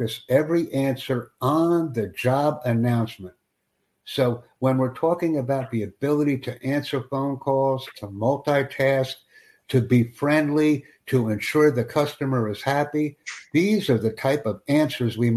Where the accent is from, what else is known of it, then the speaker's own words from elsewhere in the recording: United States; first language English; I'm a native English speaker from Estados Unidos